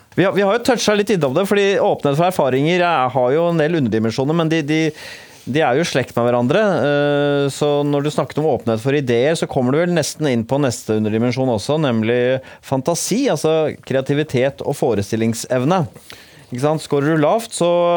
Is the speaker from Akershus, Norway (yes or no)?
yes; Bærum, Akershus, Norway; also born or lived in Oslo; jeg kommer fra Rykken, eh, et sånt forstad utafor Oslo, ligger i Bærum.